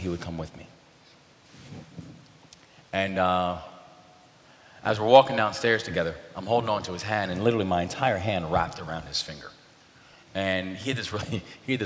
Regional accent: Baltimore, Maryland, United States; the Baltimore Sun, which was the name of my hometown paper

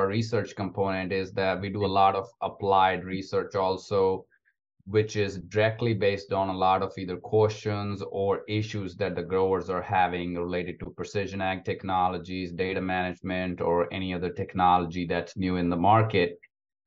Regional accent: India; moved away as an adult; also born or lived in Alabama, United States / Iowa, United States; now in Georgia, United States; I'm actually from India. So I grew up on a very small family farm back in India.

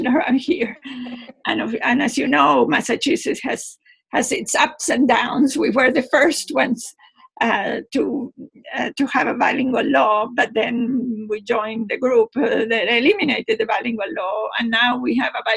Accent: Argentina; first language Spanish; English is a second language; moved away as an adult; also born or lived in Puerto Rico / Peru / New Mexico; now in United States; when I was growing up in Argentina

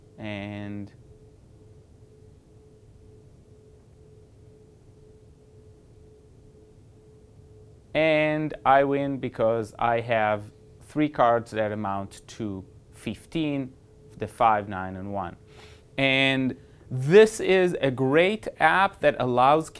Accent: Switzerland; moved away; I was born in Switzerland

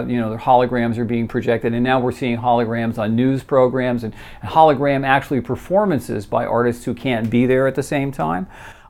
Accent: New York City, New York, United States; New York City right now, which is my hometown

